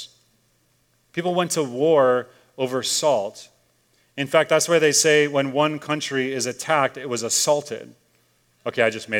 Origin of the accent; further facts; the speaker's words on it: Chicago, Illinois, United States; moved away; I grew up in Chicago